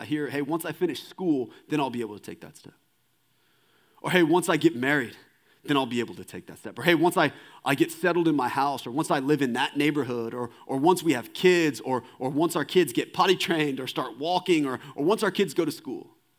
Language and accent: English; Kingwood, Texas, United States; And I grew up right outside of Houston in a suburb called Kingwood, Texas.